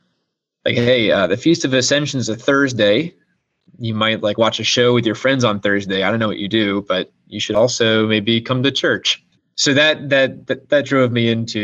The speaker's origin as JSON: {"language": "English", "country": "United States", "said": "I'm an American citizen"}